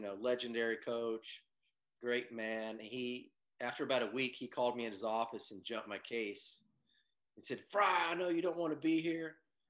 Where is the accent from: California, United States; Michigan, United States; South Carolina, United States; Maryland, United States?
California, United States; Bay Area; moved away; also born or lived in Oklahoma; growing up in the Bay Area